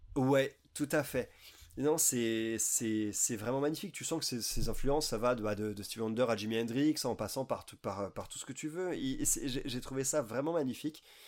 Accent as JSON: {"language": "French", "country": "France", "said": "en tant que blanc et en tant que français"}